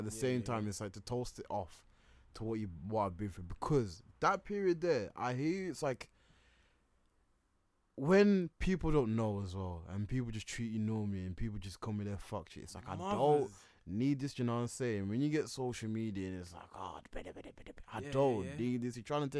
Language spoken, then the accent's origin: English; England, United Kingdom; Yeah, I'm from Britain, mate. I'm from England, mate.